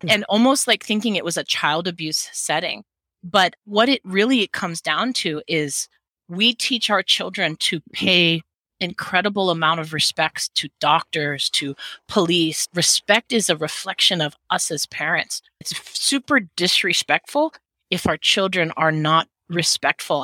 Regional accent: Hawaii, United States; also born or lived in Seattle; As a Hawaiian, I, I dance hula.

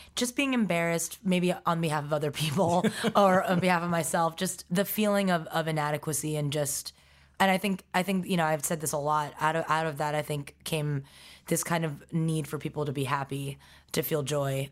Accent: New York City, New York, United States; also born or lived in Stony Brook, Long Island; I was raised in Forest Hills, Queens

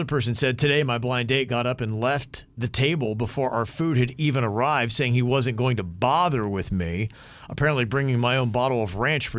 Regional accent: Logan, Utah, United States; the barbershop in my hometown in Logan

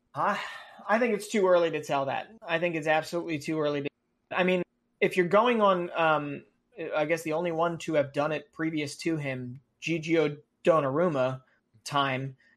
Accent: United States; as an American

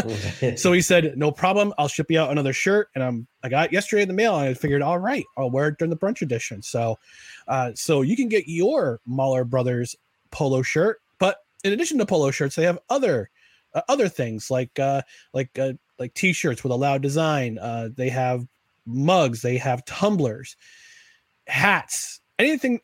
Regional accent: Albany, New York, United States; my hometown

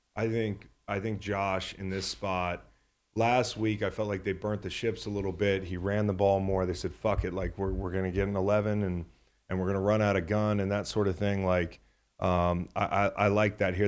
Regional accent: Charlottesville, Virginia, United States; an A C C guy growing up in Charlottesville

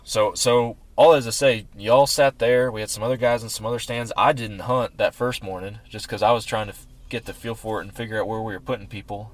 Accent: Texas, United States; we're from Texas. Yeah. We we've we've grown up here and hunted here most of our lives.

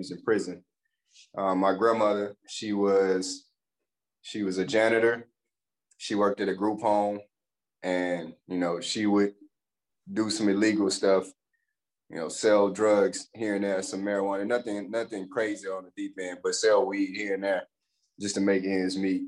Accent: Pineville, Louisiana, United States; moved away as an adult; also born or lived in DeRidder, Louisiana / Hayward, California; I grew up in Palmville, Louisiana

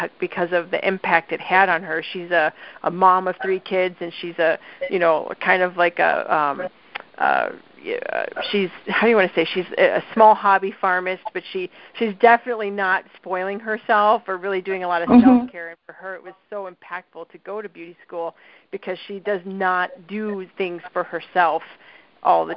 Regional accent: Chicago, Illinois, United States; accent: Midwestern; I'm from Chicago, we had Germantown

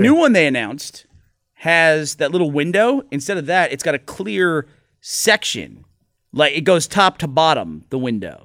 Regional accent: Houston, Texas, United States; I grew up in Houston.

